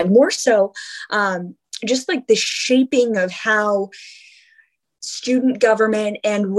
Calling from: Rhode Island, United States; So I'm calling you from Rhode Island. Rhode Island's been my home for now most of my life, but it hasn't always been the case. I've been all over, but since 2010, I've been in Rhode Island

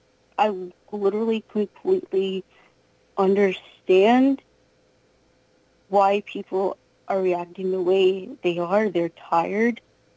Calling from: Pennsylvania, United States; Yeah. Yep, Pennsylvania.

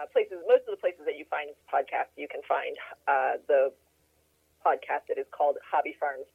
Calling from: Frankfort, Kentucky, United States; I'm calling you from just outside Frankfort, Kentucky. Frankfort is the capital city of Kentucky, but it's actually one of the smallest capital cities in the U.S., and I live on a small farm.

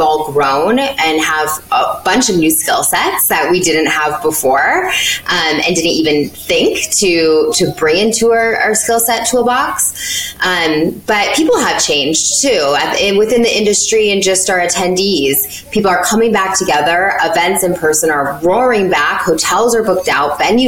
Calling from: Connecticut, United States; I am joining you from Connecticut, about an hour outside of New York City.

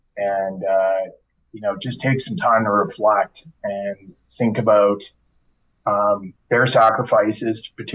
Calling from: Calgary, Alberta, Canada; I'm joining you from Calgary, from my home.

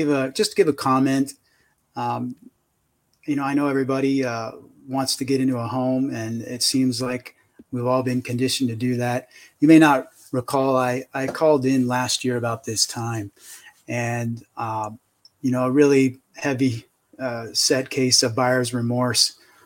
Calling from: San Diego, California, United States; San Diego.

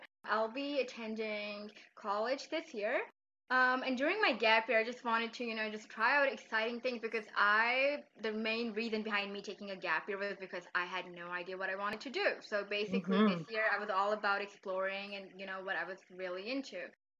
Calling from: Islamabad, Islamabad Capital Territory, Pakistan; I'm speaking from Islamabad, Pakistan.

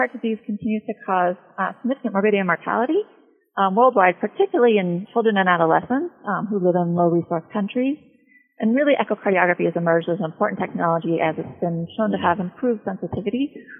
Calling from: Washington, District of Columbia, United States; So I'm calling from Children's National Medical Center in Washington, D.C.

